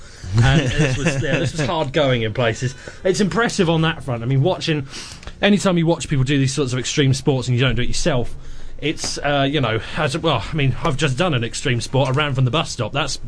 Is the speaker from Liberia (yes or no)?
no; England, United Kingdom; Well, I'm English. My whole life is a passive-aggressive note.